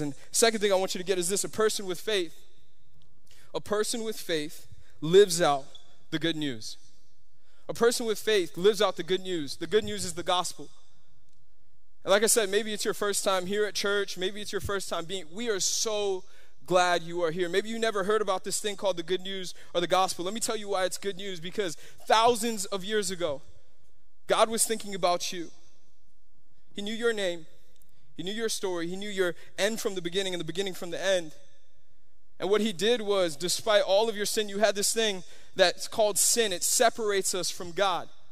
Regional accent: Miami, Florida, United States; I'm from Miami

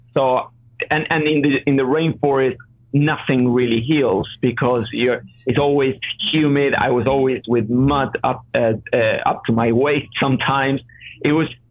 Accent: Argentina; moved away; I'm from Argentina, so I know the region.

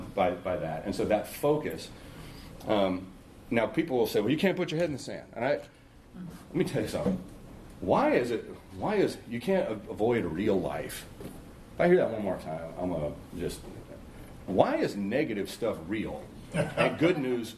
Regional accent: Long Beach, California, United States; I grew up in Long Beach, California.

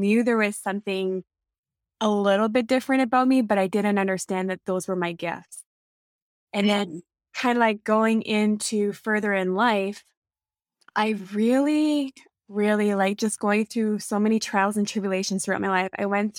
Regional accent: Colorado Springs, Colorado, United States; now in Sudbury, California, United States; No, I'm not from here. I'm from Colorado Springs. I'm from the United States, and I had family here. So when my parents separated, we came back to Canada so my mom could be with her family, and her family resides here in Sudbury.

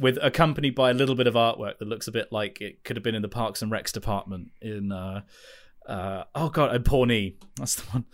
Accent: United Kingdom; if you're in the U K

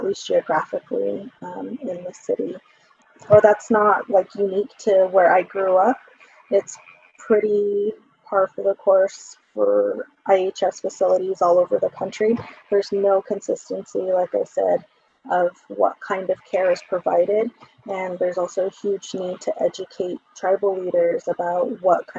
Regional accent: Laguna Pueblo, New Mexico, United States; now in Albuquerque, United States; I am from the Mascuero Apache tribe and Laguna Pueblo, which is where I grew up. Currently, I reside on Tiwa territory in Albuquerque

